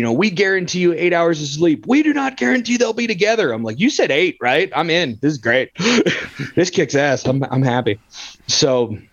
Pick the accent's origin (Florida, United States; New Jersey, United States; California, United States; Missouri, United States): California, United States; now in Colorado, United States; I'm from California